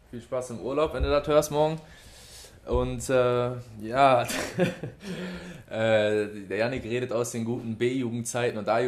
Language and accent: German; Oberhausen, North Rhine-Westphalia, Germany; Altstaden, ich komme ja aus der Ecke da auch irgendwo her